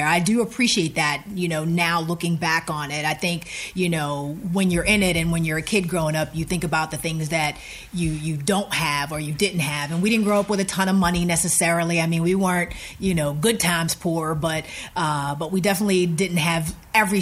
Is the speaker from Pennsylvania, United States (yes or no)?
yes; Rankin, Pennsylvania, United States; moved away as an adult; I'm from a small borough right outside of the city of Pittsburgh called Rankin, Pennsylvania